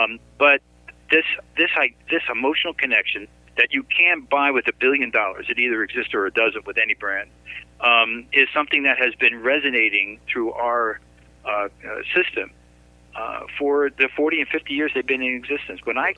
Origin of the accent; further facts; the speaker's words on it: New York City, New York, United States; New York City.